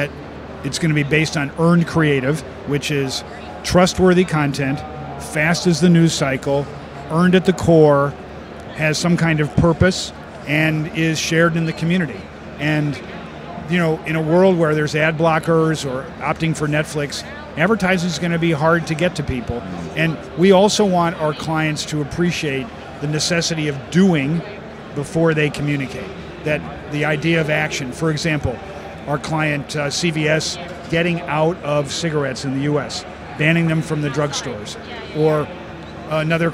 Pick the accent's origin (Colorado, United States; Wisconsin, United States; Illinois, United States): Illinois, United States; Chicago; also born or lived in New York; I'm from Chicago. I live in New York and Chicago